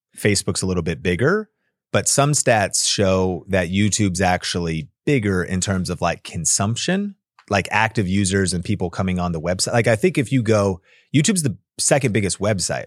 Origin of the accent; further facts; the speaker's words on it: Seattle, Washington, United States; now in Las Vegas, United States; I grew up in Seattle, so we had evergreen trees